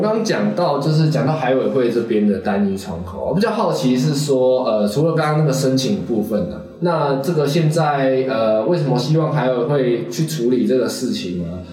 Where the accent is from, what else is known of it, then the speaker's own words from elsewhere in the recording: Taiwan; 就是海洋存在我们台湾的 DNA 啊。